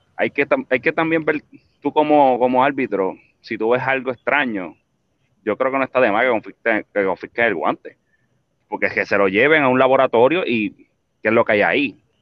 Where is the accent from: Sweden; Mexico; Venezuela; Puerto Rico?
Puerto Rico; país donde nosotros nos crecimos, donde somos, de Puerto Rico